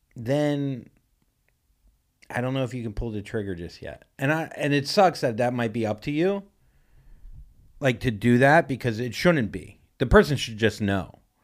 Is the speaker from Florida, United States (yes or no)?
yes; Vero Beach, Florida, United States; I grew up in Vero Beach, Florida